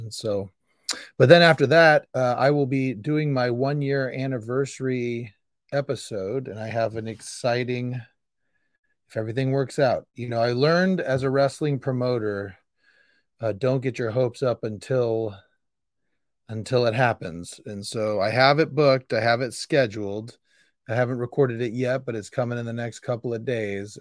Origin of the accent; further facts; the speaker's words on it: Sacramento, California, United States; also born or lived in Modesto / Indiana; I am born and raised in Sacramento.